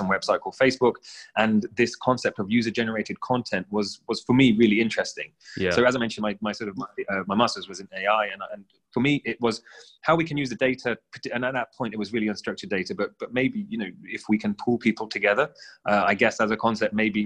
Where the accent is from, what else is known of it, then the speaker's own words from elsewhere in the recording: United Kingdom; I'm British-born Sikh